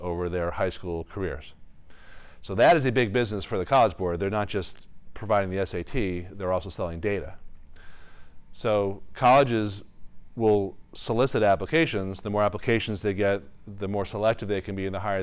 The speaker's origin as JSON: {"language": "English", "town": "Newton", "region": "Massachusetts", "country": "United States", "tie": "born or raised there", "moved": "yes", "said": "I grew up in Newton, Massachusetts, 2 miles away from Boston College."}